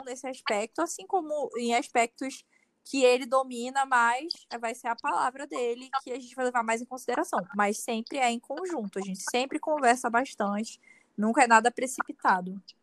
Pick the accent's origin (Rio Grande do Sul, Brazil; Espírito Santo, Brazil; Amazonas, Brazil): Amazonas, Brazil; Manaus; eu sou de Manaus, Amazonas